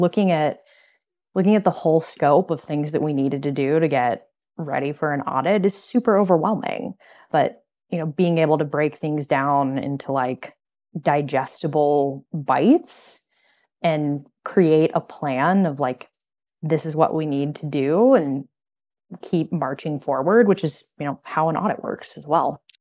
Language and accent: English; Midwest, United States; moved away as an adult; now in Chicago, United States; we're from the Midwest originally